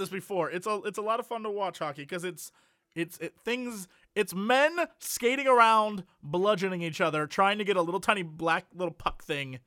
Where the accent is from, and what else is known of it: United States